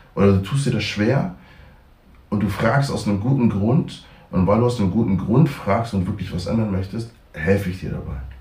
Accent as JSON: {"language": "German", "country": "Germany", "tie": "born or raised there", "said": "ich bin in Deutschland aufgewachsen oder im Westen aufgewachsen"}